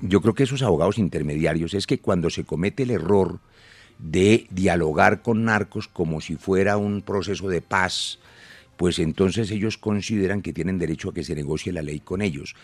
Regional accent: Colombia; como colombiano

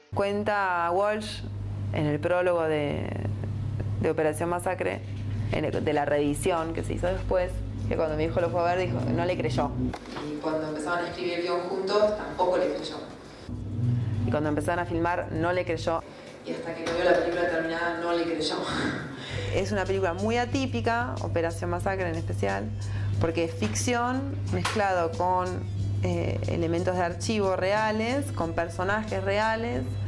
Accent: France; moved away as an adult; also born or lived in Paris; now in Argentina; me crié en Francia, exiliada, me quedé ahí y en el año 2001

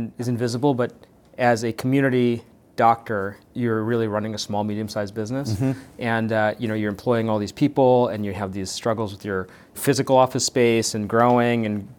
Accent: Chicago, Illinois, United States; So my parents are doctors. Everybody in my family is a doc. I grew up in Chicago.

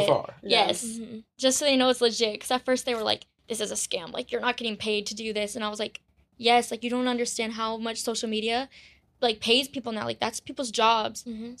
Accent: Parkland, Florida, United States; I'm from Florida.

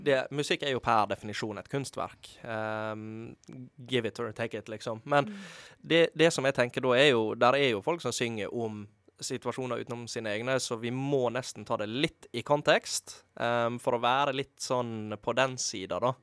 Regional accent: Måløy, Vestland, Norway; moved away; jeg er fra Måløy, så jeg er litt for dialektkvote

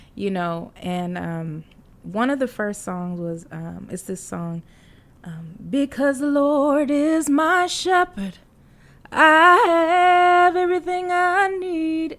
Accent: Champaign, Illinois, United States; moved away; also born or lived in Fort Dodge, Iowa / St. Charles, Missouri / Atlanta, Georgia; we moved to um, central Illinois, Champaign, Illinois

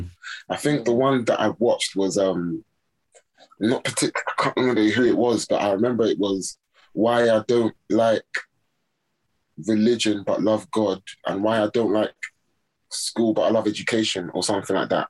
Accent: Nigeria; I'm Nigerian Yoruba.

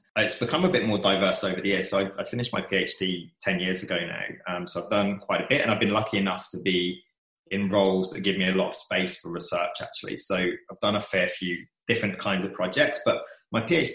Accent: Kent, South East England, United Kingdom; born or raised there; moved away as an adult; now in Melbourne, Australia

